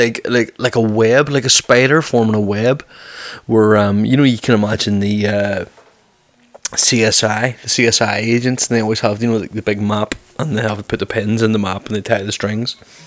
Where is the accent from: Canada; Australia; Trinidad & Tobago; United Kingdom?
United Kingdom; Belfast, Northern Ireland; because I do get a lot of stick about my accent, because I'm from Belfast and I tone my accent down.